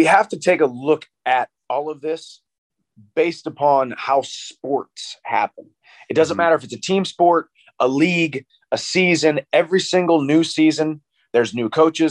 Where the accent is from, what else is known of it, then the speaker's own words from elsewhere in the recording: United States; every young boy growing up in America